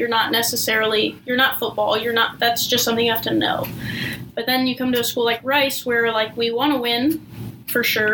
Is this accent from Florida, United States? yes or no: no; Houston, Texas, United States; growing up in Houston